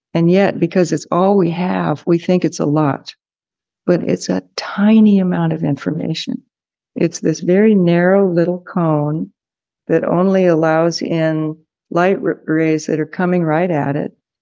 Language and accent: English; California, United States; from California